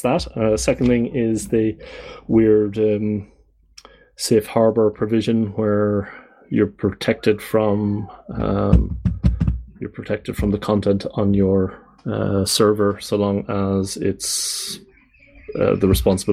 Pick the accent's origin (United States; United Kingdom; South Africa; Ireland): Ireland; I come from the Republic